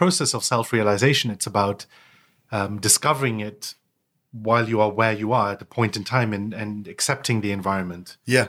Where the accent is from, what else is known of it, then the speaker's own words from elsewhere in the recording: United Kingdom; also born or lived in United States; I wasn't born here. I was born in the States. And, you know, I lived all over the world before finally settling in the UK. So, you know, I moved to the UK when I was 11.